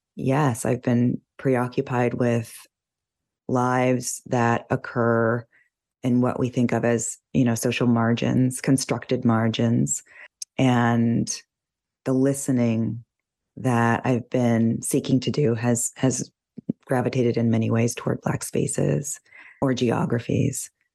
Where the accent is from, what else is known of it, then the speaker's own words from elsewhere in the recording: United States; somebody from this country, you know, and as an American